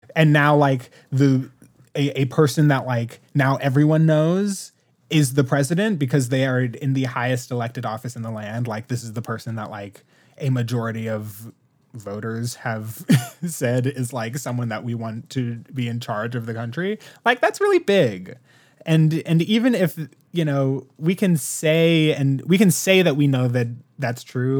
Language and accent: English; Washington, District of Columbia, United States; me growing up in DC